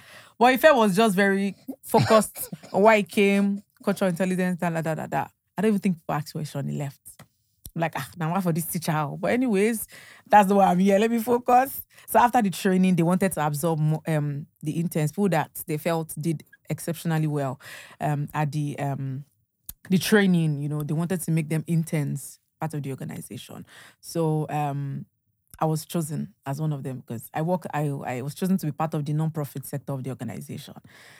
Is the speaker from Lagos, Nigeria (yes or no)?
no; Ondo, Nigeria; I'm from Ondo. Yeah, from Ondo. Yes.